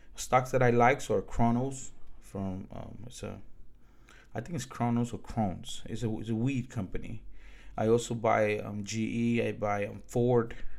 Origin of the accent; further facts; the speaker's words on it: Dominican Republic; now in United States; I'm from the Dominican Republic